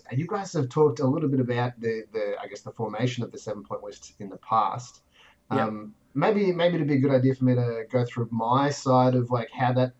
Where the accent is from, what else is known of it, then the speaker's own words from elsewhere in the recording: Melbourne, Victoria, Australia; moved away as an adult; also born or lived in Canberra; I grew up in Melbourne and I went to university in Canberra.